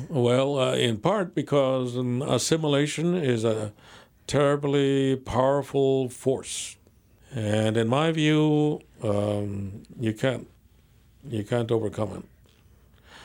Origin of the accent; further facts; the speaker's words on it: San Fernando Valley, California, United States; I grew up in the San Fernando Valley, and I grew up in a barrio